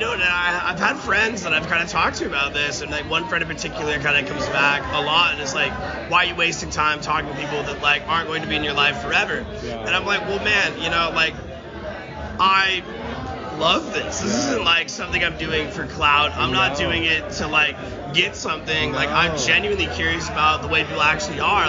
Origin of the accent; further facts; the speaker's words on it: Washington, United States; I'm from Washington